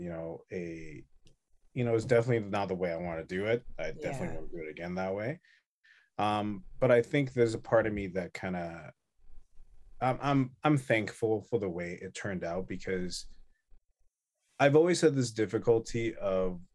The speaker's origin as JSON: {"language": "English", "town": "Taipei", "country": "Taiwan", "also_born_or_lived": "Canada", "moved": "yes", "lives_now": "Vancouver, Canada", "said": "I'm from Taiwan, and then Taipei"}